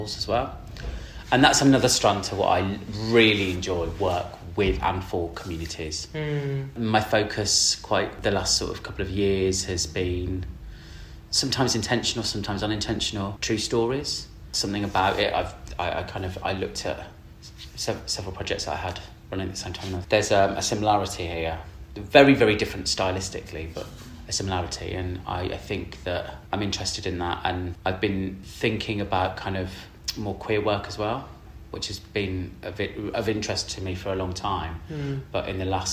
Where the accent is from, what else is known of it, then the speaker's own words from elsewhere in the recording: Birmingham, West Midlands, United Kingdom; moved away; also born or lived in Bristol; I grew up in Birmingham. I was actually born in Bristol.